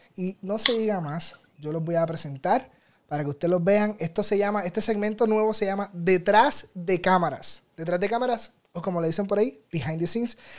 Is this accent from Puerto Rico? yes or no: yes; Puerto Rico; como decimos los puertorriqueños